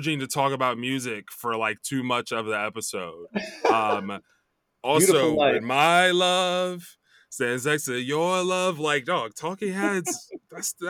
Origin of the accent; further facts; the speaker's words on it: Chicago, Illinois, United States; also born or lived in Champaign, Illinois; So I grew up in Chicago area